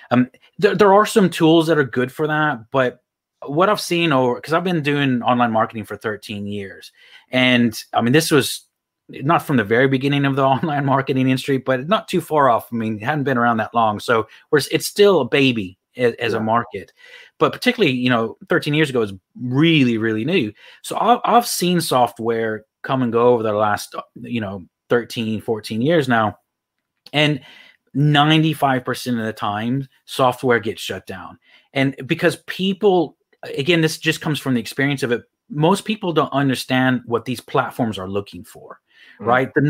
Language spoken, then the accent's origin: English; Houston, Texas, United States; also born or lived in Phoenix, Arizona; Actually, I was born in Phoenix, Arizona, but I moved to Texas when I was really young. So